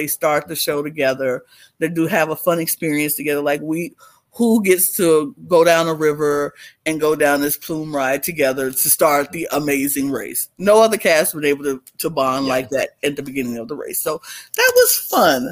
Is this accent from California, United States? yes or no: no; Birmingham, Alabama, United States; Will and Abby, my hometown people from Birmingham, Alabama